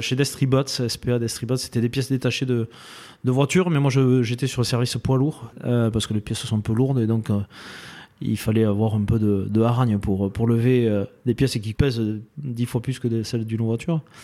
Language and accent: French; Dax, Nouvelle-Aquitaine, France; Alors, moi, j'ai un petit village à côté, Tétieux, euh, à côté de Dax euh, et, Saint-Paul, du coup, hein, automatiquement. Et j'ai euh, fait toute mon enfance ici.